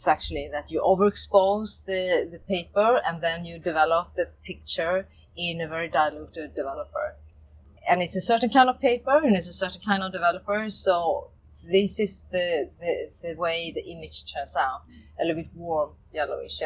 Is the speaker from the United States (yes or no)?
no; Sweden; moved away; I'm from Sweden